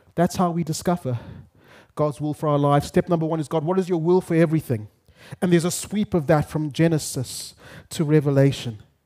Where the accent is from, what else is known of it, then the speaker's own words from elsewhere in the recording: Zimbabwe; moved away as an adult; now in Kenya; I grew up in Zimbabwe. First thirty-something years of my life